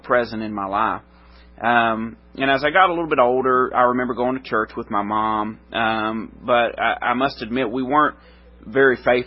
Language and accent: English; Middle Tennessee, United States; I grew up in Middle Tennessee